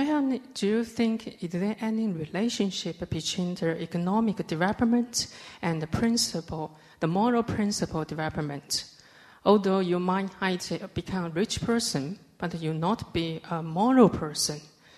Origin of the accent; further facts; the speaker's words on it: China; moved away as an adult; now in Edinburgh, United Kingdom; I'm a postgraduate student in Edinburgh University. I'm from China.